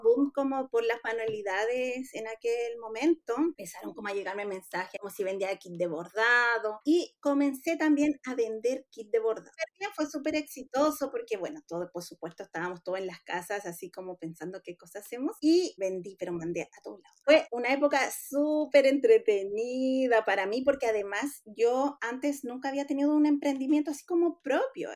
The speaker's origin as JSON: {"language": "Spanish", "town": "La Serena", "region": "Coquimbo", "country": "Chile", "said": "yo soy de La Serena"}